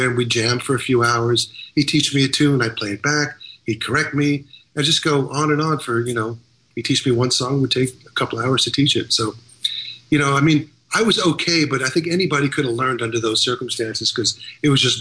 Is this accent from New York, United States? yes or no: yes; Long Island, New York, United States; growing up in Long Island